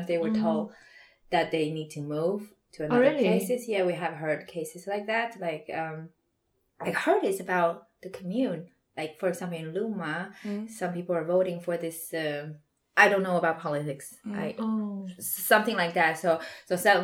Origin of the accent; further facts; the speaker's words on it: Shanghai, China; moved away; I'm from Shanghai